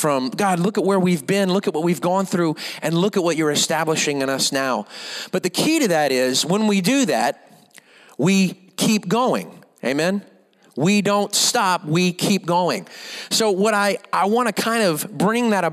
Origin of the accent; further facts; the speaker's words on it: Louisiana, United States; now in Rockport, United States; I'm from Louisiana